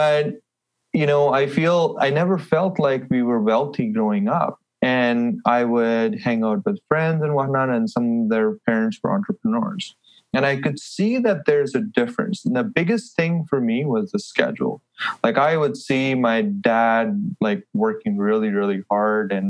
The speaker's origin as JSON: {"language": "English", "region": "Delhi", "country": "India", "tie": "born or raised there", "also_born_or_lived": "Halifax, Canada", "moved": "as an adult", "lives_now": "Edmonton, Canada", "said": "I'm from Delhi, so a big, busy city."}